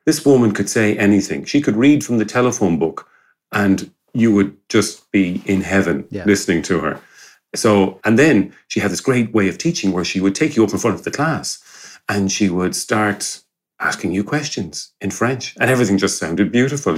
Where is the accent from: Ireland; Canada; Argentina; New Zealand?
Ireland; Galway, Connacht; moved away as an adult; now in Gliwice, Poland; I'm an Irishman, I'm from Galway and uh, in the west of Ireland.